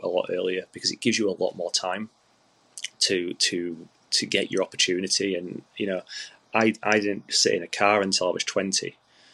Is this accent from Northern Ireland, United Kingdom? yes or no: no; Yorkshire and the Humber, United Kingdom; I'm a Yorkshireman